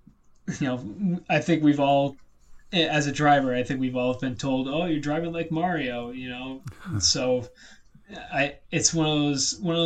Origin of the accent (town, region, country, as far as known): United States